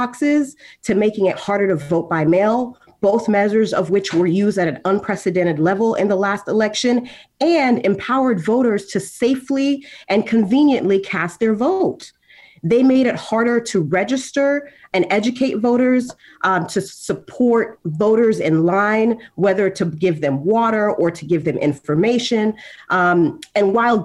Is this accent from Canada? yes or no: no; Haiti; now in Florida, United States; I was born in Haiti, and I come from a state with a significant number of immigrants